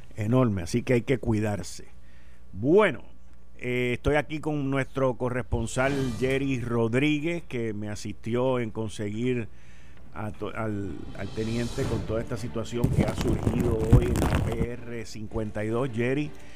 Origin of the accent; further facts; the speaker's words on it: Puerto Rico; nosotros somos boricua